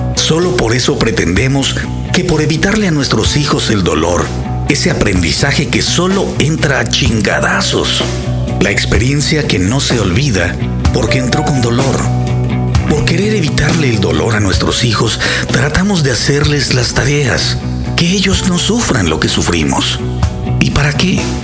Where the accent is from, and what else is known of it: Mexico